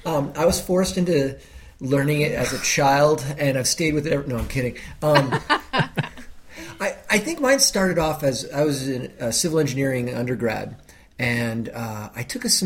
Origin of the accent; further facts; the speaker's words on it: Boston, Massachusetts, United States; I'm American. I'm from Boston.